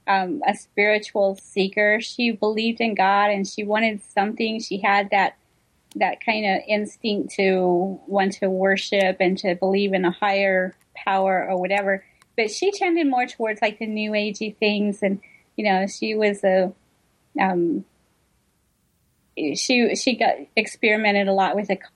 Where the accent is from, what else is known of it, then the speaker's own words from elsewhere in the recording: United States; I'm American